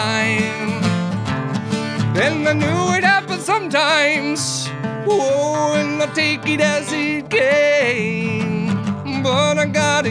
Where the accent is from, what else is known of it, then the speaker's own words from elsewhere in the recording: Plainfield, Indiana, United States; moved away as an adult; now in Bloomington, United States; I grew up in Plainfield, but I came down here right after high school